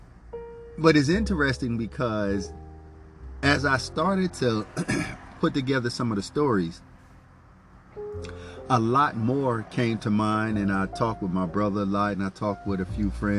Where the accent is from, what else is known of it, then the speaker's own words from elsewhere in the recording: Philadelphia, Pennsylvania, United States; also born or lived in St. Augustine Beach; growing up in Rich and Allen Project in North Philadelphia